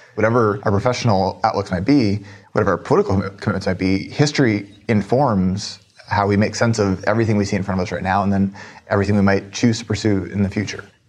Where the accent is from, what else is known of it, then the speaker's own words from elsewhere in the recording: Minneapolis, Minnesota, United States; I'm from Minneapolis